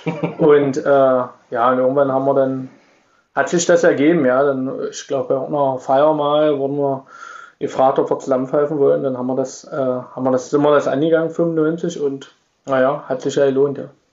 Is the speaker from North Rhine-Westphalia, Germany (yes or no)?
no; Magdeburg, Saxony-Anhalt, Germany; now in Irxleben, Germany; ich bin schon Magdeburger, ich wohne in Irksleben